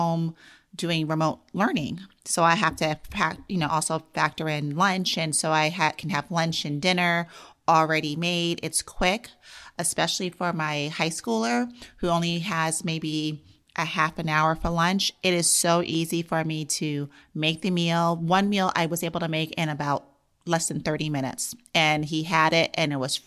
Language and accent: English; New York City, New York, United States; moved away; I'm from New York City.